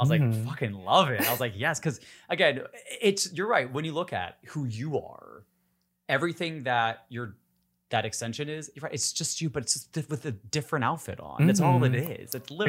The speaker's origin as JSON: {"language": "English", "region": "Upper Peninsula of Michigan", "country": "United States", "said": "Oh my God, I'm from the Midwest too."}